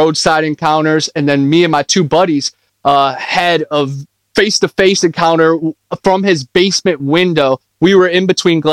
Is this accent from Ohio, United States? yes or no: yes; Ohio, United States; moved away as an adult; now in Florida, United States; I grew up in Ohio, and then I lived out of my car, and now I live in Florida, right in the swamp.